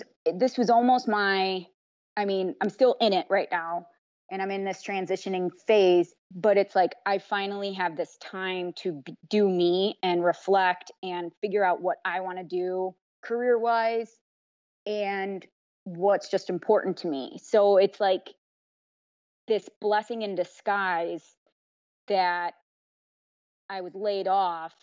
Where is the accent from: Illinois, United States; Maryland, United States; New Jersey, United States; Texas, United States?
Illinois, United States; Chicago; also born or lived in Indiana; I'm from Chicago, born and raised